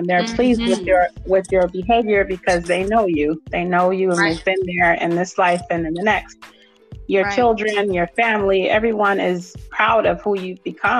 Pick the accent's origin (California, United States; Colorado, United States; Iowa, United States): California, United States; Oakland; moved away as an adult; now in Atlanta, United States; I'm from Oakland, California, and I live here in Atlanta. I've been here for about 15 years